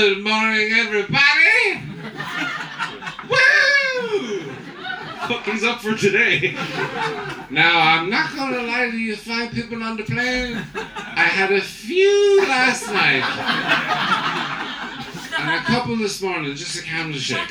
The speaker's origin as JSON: {"language": "English", "country": "Ireland"}